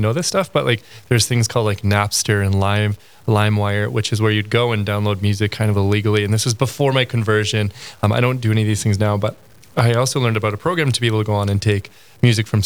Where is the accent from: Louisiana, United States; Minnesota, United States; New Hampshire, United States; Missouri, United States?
Minnesota, United States; Crookston; I grew up in Crookston, Minnesota